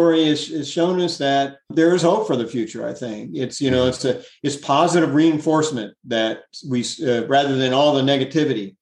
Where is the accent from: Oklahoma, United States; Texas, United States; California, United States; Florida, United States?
Florida, United States; Largo; When I was a kid growing up in Largo